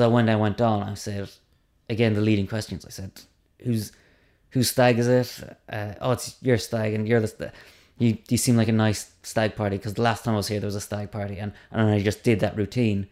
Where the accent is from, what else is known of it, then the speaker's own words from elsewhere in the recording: Cork, Munster, Ireland; I'm from Cork.